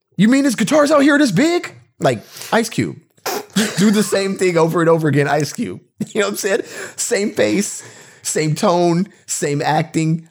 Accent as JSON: {"language": "English", "country": "United States", "said": "we're American"}